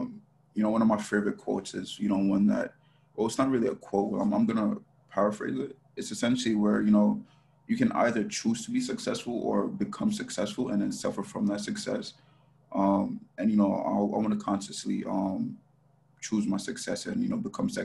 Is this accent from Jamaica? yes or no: yes; Jamaica; now in United States; I'm originally from Jamaica